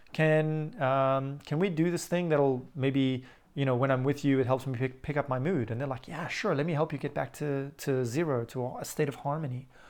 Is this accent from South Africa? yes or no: yes; South Africa; Growing up in South Africa